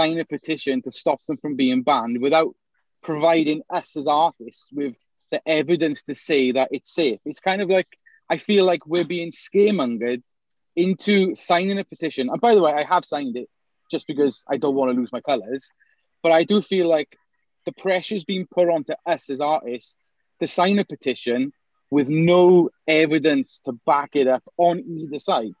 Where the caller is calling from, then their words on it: South Wales, United Kingdom; I'm calling from South Wales